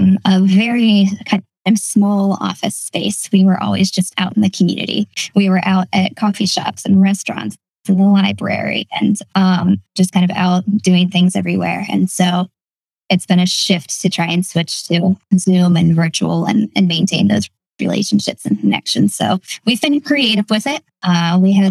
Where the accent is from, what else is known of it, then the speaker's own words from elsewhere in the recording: Northwestern Pennsylvania, United States; now in Lancaster, United States; I grew up in Northwestern Pennsylvania in a small town